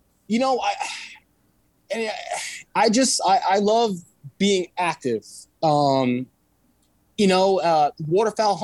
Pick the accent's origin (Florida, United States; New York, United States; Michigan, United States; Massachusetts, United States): New York, United States; moved away; also born or lived in Brooklyn, New York / Walton, New York; originally I'm from New York